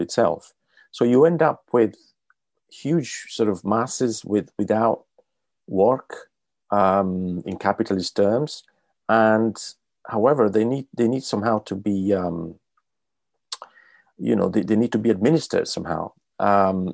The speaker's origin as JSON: {"language": "English", "country": "Italy", "moved": "yes", "said": "I'm from Italy"}